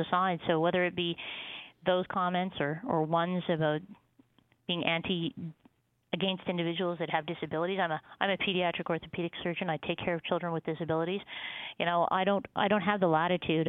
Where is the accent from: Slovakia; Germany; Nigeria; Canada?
Canada; being Canadian.